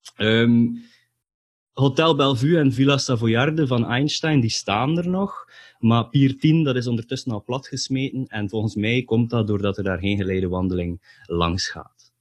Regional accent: Ostend, Flanders, Belgium; now in Bredene, Belgium; ik ben in Oostende geboren. En ik heb daar ook eh, het nodige aantal dagen gesleten in een of ander katholiek college

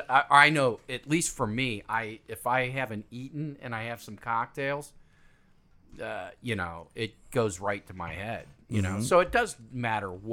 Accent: United States; I grew up on Lake Erie

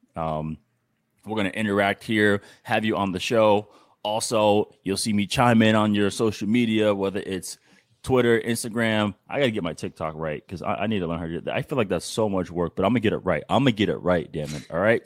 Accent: New England, United States; my hometown, New England

